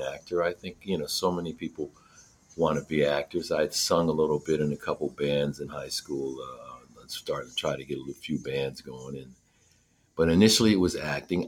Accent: Scranton, Pennsylvania, United States; moved away as an adult; I grew up in Scranton, Pennsylvania

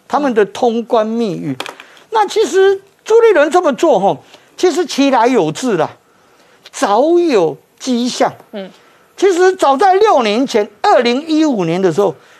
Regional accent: Taiwan; 我们台湾人共同坚持

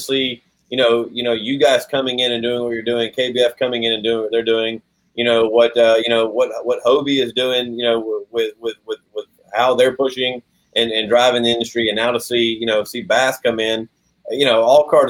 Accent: Georgia, United States; my home state here in Georgia

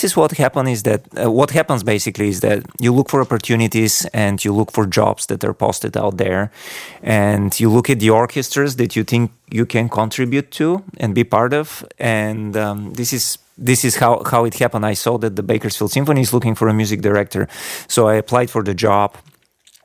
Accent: Bulgaria; also born or lived in Virginia, United States; now in Sarasota, United States; I grew up in Bulgaria. So I was born in the 80s

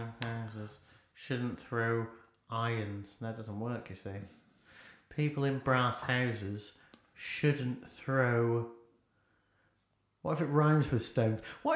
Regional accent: Lowestoft, East of England, United Kingdom; I remember growing up in Lowestoft

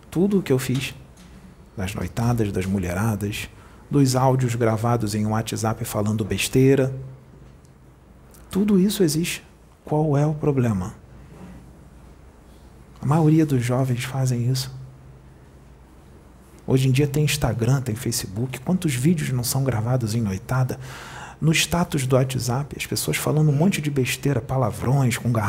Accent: Rio de Janeiro, Brazil; eu não fui até onde ele está, porque eu sou do Rio, ele é de Porto Alegre.

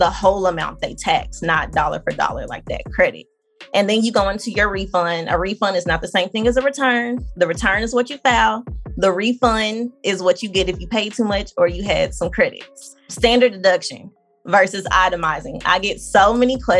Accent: Arkansas, United States; moved away; I'm from Arkansas

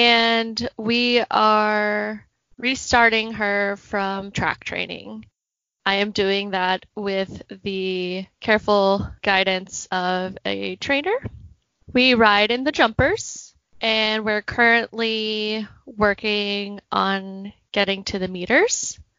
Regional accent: Portland, Oregon, United States; I am from Portland, Oregon.

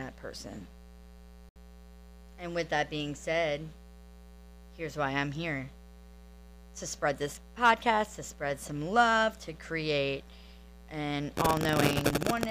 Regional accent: New Orleans, Louisiana, United States; now in Destin, United States; I am originally from New Orleans, Louisiana.

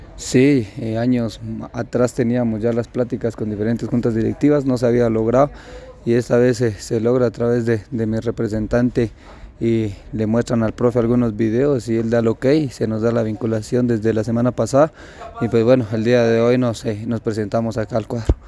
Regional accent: San Marcos, Guatemala; Soy oriundo de San Marcos

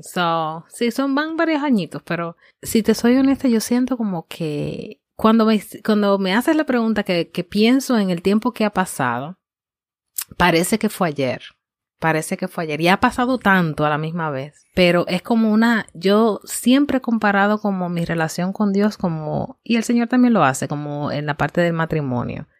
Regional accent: Dominican Republic; now in United States; soy dominicana, eh, llevo muchos años ya en Estados Unidos, así que llevo un tiempo ya viviendo fuera de, República Dominicana, pero mis raíces son dominicanas y amo mi país

